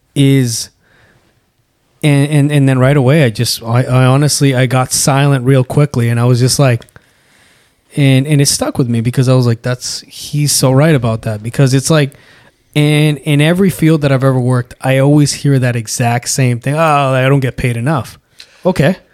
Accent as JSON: {"language": "English", "country": "Canada", "tie": "born or raised there", "said": "we grew up in Canada"}